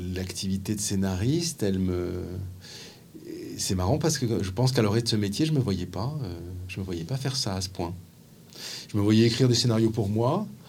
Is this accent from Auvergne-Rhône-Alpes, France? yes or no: no; Paris, Île-de-France, France; en tant que Parisien qui prend souvent le métro